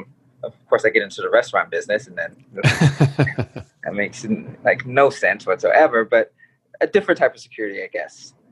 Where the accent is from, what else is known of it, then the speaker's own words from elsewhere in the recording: Titusville, Florida, United States; moved away; So I'm originally from Florida, Titusville, Florida, in Brevard County. It's some people know it, some people don't. It's where the launch pads of the shuttles are at.